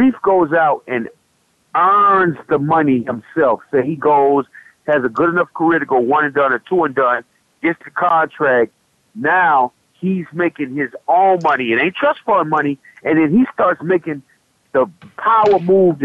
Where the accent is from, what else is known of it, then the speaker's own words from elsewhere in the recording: Fort Myers, Florida, United States; my hometown of Fort Myers